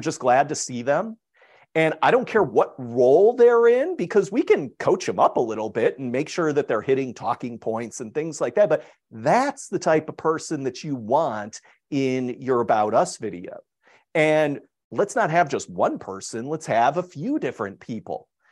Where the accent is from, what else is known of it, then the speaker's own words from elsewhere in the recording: Chicago, Illinois, United States; moved away as an adult; I'm originally from Chicago